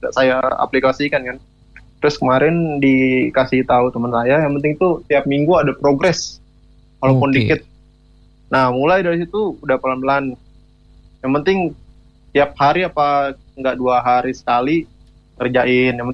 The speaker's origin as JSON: {"language": "Indonesian", "region": "Southeast Sulawesi", "country": "Indonesia", "said": "Asalnya jauh di dekat Papua, Sulawesi Tenggara."}